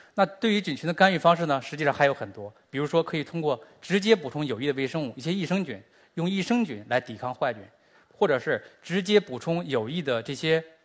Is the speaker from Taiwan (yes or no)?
no; China; 我们中国人和美国人的微生物本身就是不一样的